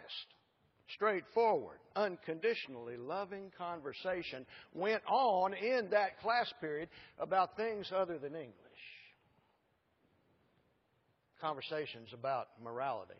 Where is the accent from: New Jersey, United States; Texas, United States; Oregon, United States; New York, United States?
Texas, United States; Allen; that interesting little town up there that I claim is my hometown